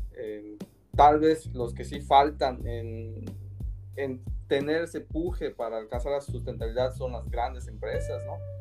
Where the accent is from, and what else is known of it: Mexico